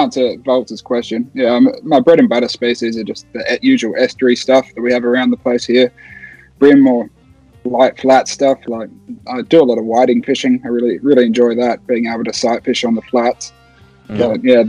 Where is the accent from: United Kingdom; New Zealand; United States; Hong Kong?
New Zealand; born there; And then, I was born in New Zealand, so I used to go back there once a year to see family, and that's how I learned to fly fish.